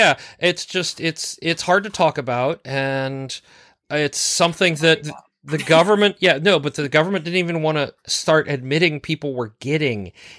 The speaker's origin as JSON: {"language": "English", "town": "Raleigh", "region": "North Carolina", "country": "United States", "tie": "born or raised there", "said": "in North Carolina, of course, I grew up in Raleigh with NC State and Meredith."}